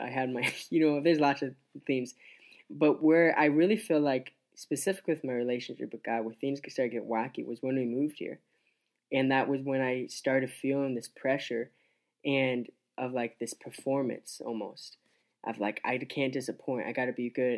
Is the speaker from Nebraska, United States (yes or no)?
yes; Scottsbluff, Nebraska, United States; also born or lived in Grand Island, Nebraska / Columbus, Nebraska; we moved to Scotch Bluff, and that's where my dad started pastoring, lead pastoring a church. And I grew up there till I was around twelve years old